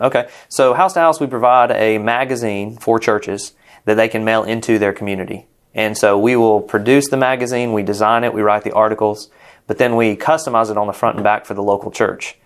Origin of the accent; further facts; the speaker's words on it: Rome, Georgia, United States; moved away as an adult; also born or lived in Jacksonville; we're from Rome, Georgia, close to Atlanta, and that's our hometown.